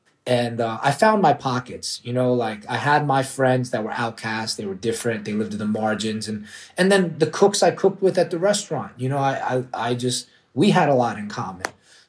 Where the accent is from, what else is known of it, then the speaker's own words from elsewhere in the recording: Washington, District of Columbia, United States; born there; also born or lived in Orlando; Well, I was a Knick fan always because I was born in D.C.